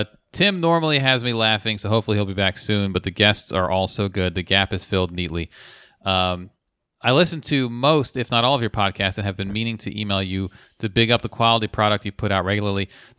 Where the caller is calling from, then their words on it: London, United Kingdom; Hi, guys. I'm writing from London, England.